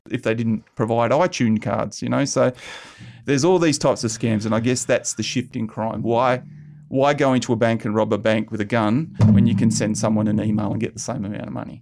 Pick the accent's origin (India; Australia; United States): Australia; South Hedland, Western Australia; moved away; I grew up in South Hedland a bit.